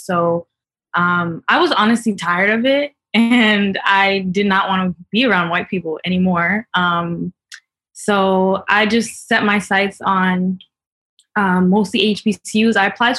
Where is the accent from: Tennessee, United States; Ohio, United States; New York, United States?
New York, United States; New York City; moved away; also born or lived in suburb north of Boston; growing up in Brooklyn, I was in a mostly Afro-Caribbean neighborhood.